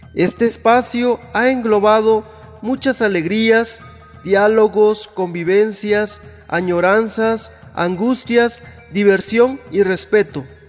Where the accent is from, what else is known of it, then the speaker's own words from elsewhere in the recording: San Pedro Huamelula, Oaxaca, Mexico; Mi pueblo se llama San Pedro Guamelula